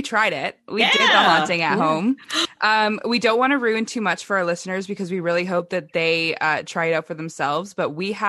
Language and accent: English; Ontario, Canada; We're from Ontario also.